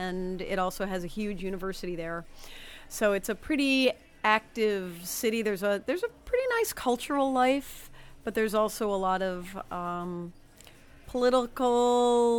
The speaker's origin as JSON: {"language": "English", "area": "near Chicago", "region": "Illinois", "country": "United States", "lives_now": "Madison, United States", "said": "I'm originally from near Chicago"}